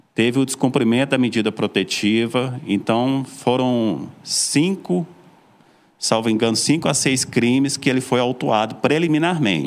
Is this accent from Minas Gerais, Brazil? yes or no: yes; Belo Horizonte, Minas Gerais, Brazil; accent: mineiro; moved away as an adult; also born or lived in Floresta, Pernambuco; now in Serra Talhada, Brazil; Eu sou mineiro, sou de Belo Horizonte, estou em Pernambuco morando já desde 2018